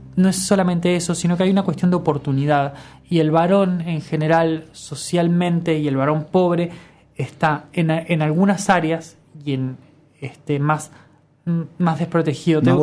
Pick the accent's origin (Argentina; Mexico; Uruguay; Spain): Uruguay; somos uruguayos